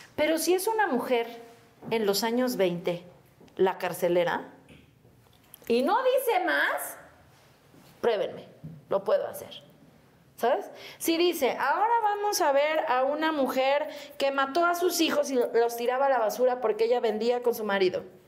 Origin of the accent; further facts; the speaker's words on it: Mexico City, Mexico; Y yo, ah, de aquí, de México. De Xochimilco